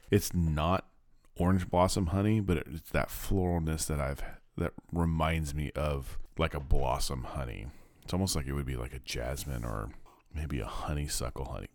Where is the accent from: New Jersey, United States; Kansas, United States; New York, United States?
Kansas, United States; now in Little Rock, United States; I'm growing up in Kansas